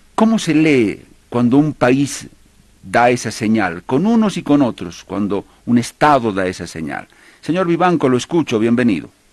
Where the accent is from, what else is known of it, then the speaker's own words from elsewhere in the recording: Bolivia; como boliviano, como un común y corriente boliviano